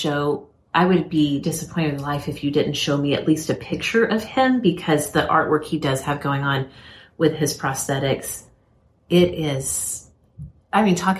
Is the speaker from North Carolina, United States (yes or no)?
no; Turner Falls area, southern Oklahoma, United States; Well, in Turner Falls area, Oklahoma, southern Oklahoma, truly my hometown stomping grounds